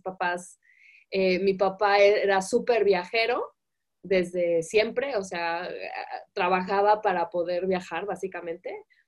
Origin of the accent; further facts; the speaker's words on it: Guadalajara, Jalisco, Mexico; moved away as an adult; also born or lived in Italy; nací aquí, yo nací aquí muy feliz